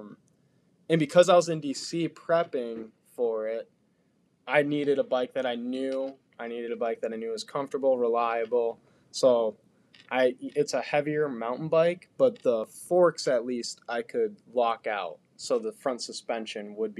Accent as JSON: {"language": "English", "town": "Marquette", "region": "Michigan", "country": "United States", "tie": "born or raised there", "moved": "yes", "lives_now": "Bluffton, United States", "said": "I grew up in Marquette, and it's a phenomenal biking place"}